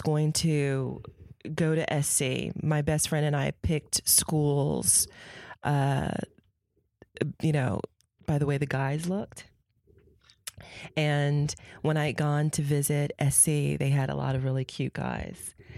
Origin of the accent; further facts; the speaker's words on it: San Francisco, California, United States; also born or lived in Newark; I grew up in San Francisco